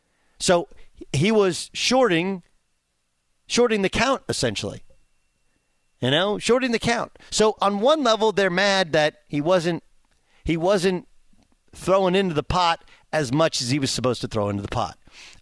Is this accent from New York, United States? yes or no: no; California, United States; my perception as a kid, I grew up in Southern California, was doctors are rich, lawyers are rich.